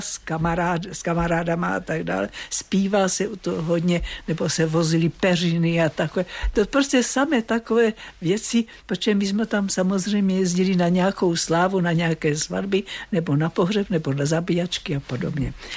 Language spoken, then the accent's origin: Czech; Moravian Slovakia, Zlín Region, Czechia; now in Prague, Czech Republic; já jsem taky ze Slovácka